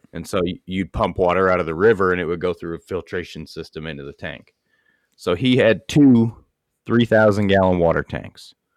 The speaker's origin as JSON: {"language": "English", "region": "Maine", "country": "United States", "moved": "yes", "said": "I come from Maine."}